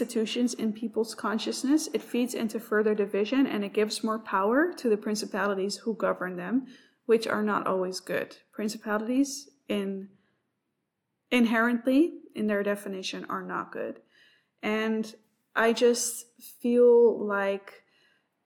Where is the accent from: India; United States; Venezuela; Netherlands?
Netherlands; moved away as an adult; now in Australia; I am also new to this country. I come from the Netherlands